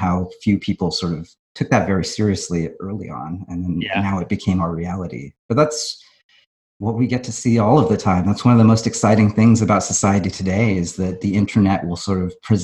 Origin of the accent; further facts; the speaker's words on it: Fremont, California, United States; I grew up in the Bay Area